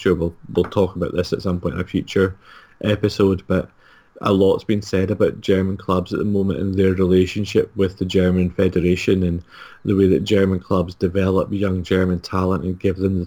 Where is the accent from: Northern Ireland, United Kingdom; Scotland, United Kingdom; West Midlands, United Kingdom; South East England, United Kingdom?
Scotland, United Kingdom; I'm Scottish